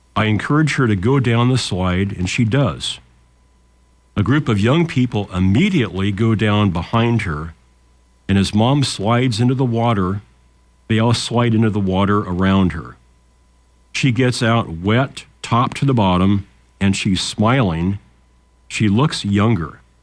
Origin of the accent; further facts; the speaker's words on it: Lincoln, Nebraska, United States; when we were kids growing up in Lincoln